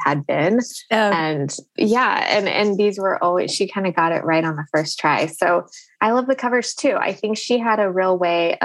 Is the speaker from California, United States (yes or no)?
yes; Fresno, California, United States; I grew up in Fresno, which is really the center of it